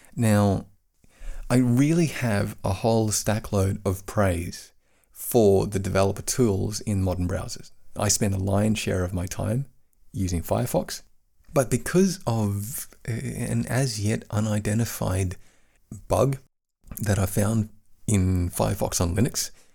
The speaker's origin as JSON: {"language": "English", "region": "Queensland", "country": "Australia", "moved": "yes", "lives_now": "Bavaria, Germany", "said": "I come from Queensland, Australia, which, which is a very, very sunny part of the world"}